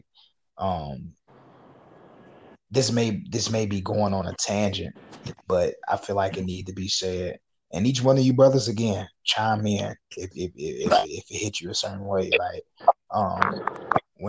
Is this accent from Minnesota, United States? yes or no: no; Little Rock, Arkansas, United States; I'm from Arkansas, you know, Little Rock.